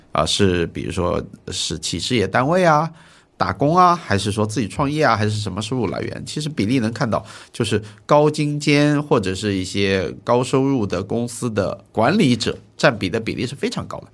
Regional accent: Wenzhou, Zhejiang, China; 我是浙江温州人。嗯。我老家是个原来可以说是炒房之都一样的一个概念的

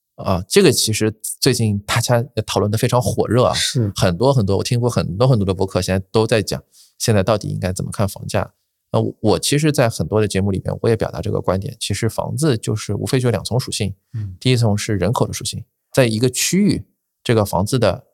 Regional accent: Shanghai, China; 我，我是在上海嘛，我是土著啊

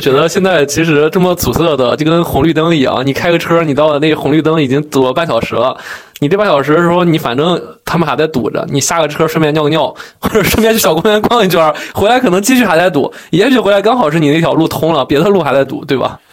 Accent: Yuncheng, Shanxi, China; now in Beijing, China; 因为我家乡是个四线小城市，叫运城

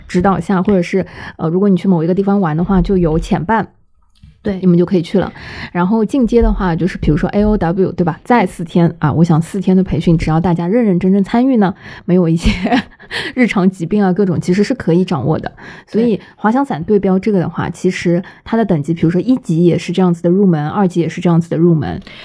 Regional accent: Shanghai, China; 同样作为上海人

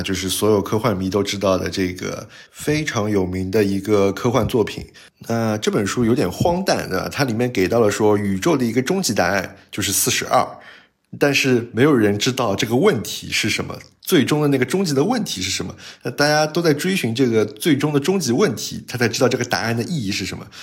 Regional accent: China; 我们中国人最喜欢这样说话了

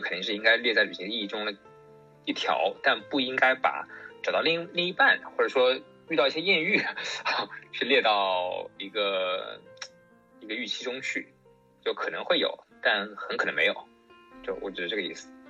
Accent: Yangtze River Delta, China; 我身，出生在长三角，上学也在长三角，都没有出去过

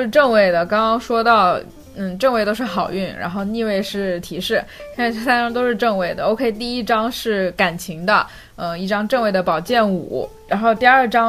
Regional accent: Fujian, China; 我就是福建人嘛。

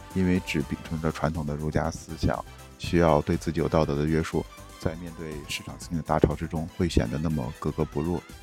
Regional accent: Henan, China; accent: Henan dialect; moved away; 我们用河南方言讲的

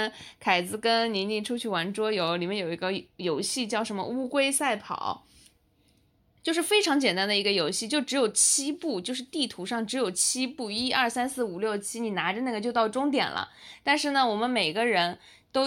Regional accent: Jiangsu, China; moved away; 我是一个江苏人

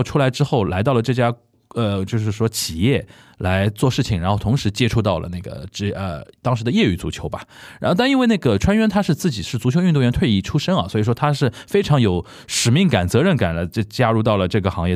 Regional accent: Shanghai, China; 很喜欢小时候看。在上海看申花比赛

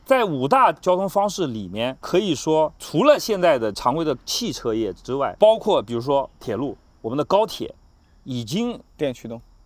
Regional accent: Nantong, Jiangsu, China; moved away; 我的老家是南通

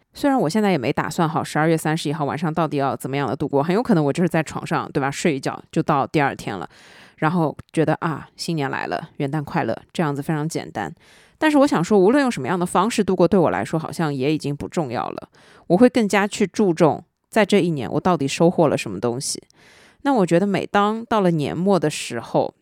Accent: southern China, China; 作为一个南方人

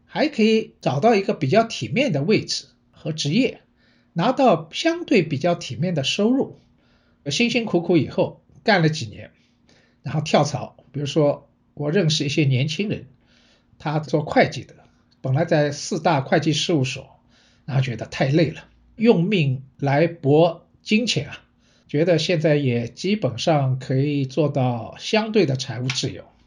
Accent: Shanghai, China; 我是上海人

